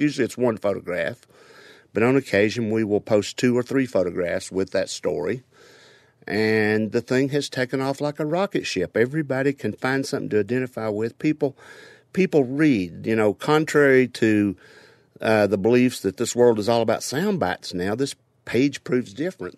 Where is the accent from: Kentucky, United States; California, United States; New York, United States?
Kentucky, United States; Harlan County; I'm originally from Harlan County, Kentucky, and you can't get any deeper in Appalachia than